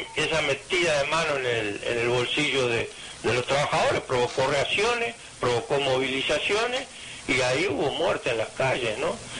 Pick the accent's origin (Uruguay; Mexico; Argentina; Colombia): Uruguay; Minas, Lavalleja; que nací allá en Mina